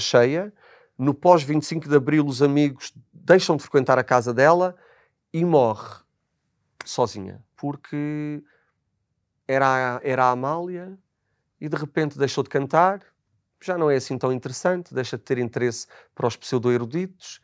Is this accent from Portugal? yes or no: yes; Azores, Portugal; moved away; que sou dos Açores, sou igualmente imigrante